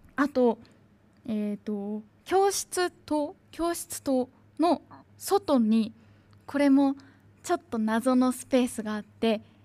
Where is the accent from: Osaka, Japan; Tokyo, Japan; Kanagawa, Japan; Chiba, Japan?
Tokyo, Japan; Tachikawa; 私の地元東京都立川市にある新生小学校